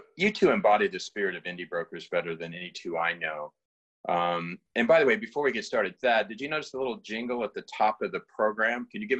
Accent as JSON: {"language": "English", "region": "Southern Illinois", "country": "United States", "tie": "born or raised there", "also_born_or_lived": "Oakland, Berkeley area, California", "moved": "as an adult", "said": "I was born and raised in Southern Illinois, so I have some affinity to Chicago"}